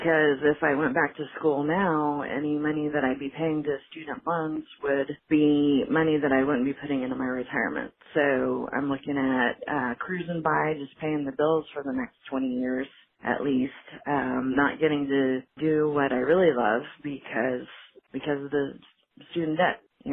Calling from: Dallas, Texas, United States; I'm calling from the Dallas, Texas area.

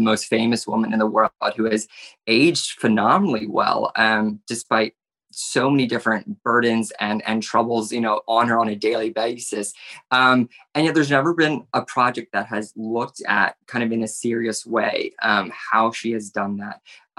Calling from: Florida, United States; I am coming from South Florida.

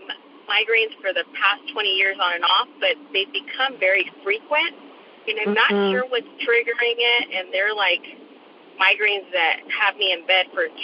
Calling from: Littlerock, California, United States; I'm calling from Little Rock, California, which is close to Palmdale, California.

